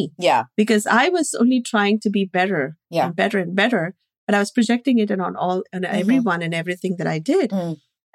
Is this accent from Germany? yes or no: no; India; moved away; growing up in India with a very abusive environment